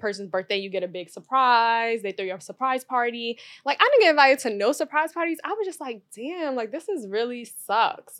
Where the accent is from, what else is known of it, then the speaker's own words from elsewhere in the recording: New York City, New York, United States; growing up in Brooklyn